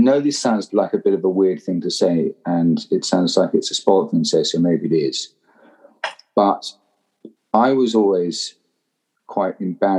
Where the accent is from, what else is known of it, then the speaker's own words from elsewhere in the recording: London, United Kingdom; accent: Southeast London; I turned up to Eton when I was 13, and with my Southeast London accent, which let's say did not go down at all well with the poshies.